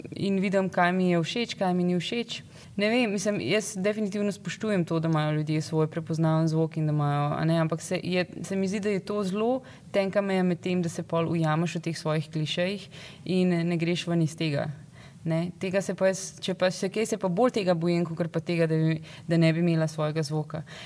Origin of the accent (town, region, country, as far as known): Slovenia; moved away